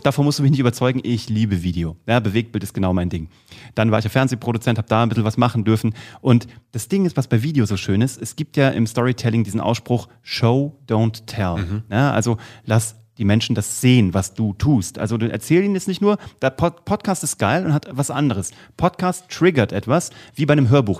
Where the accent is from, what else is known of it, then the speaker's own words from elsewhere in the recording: Kassel, Hesse, Germany; in Kassel, wo ich herkomme